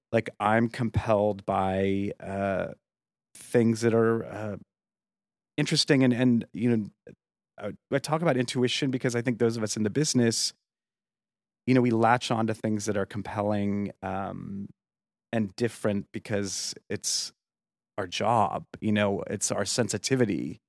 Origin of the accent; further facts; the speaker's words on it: Yuma, Arizona, United States; moved away as an adult; also born or lived in upstate New York; kind of raised in Arizona in a little town called Yuma